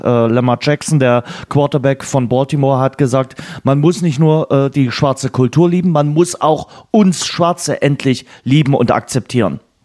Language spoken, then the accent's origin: German; Germany; hier bei uns in Deutschland